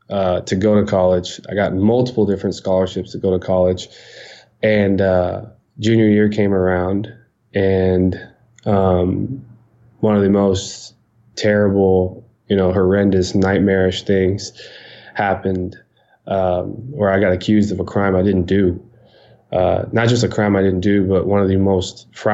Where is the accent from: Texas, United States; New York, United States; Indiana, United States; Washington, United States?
Texas, United States; Leander; also born or lived in Georgetown, Texas; I was born in Georgetown, is right next to Leander, but I grew up in Leander.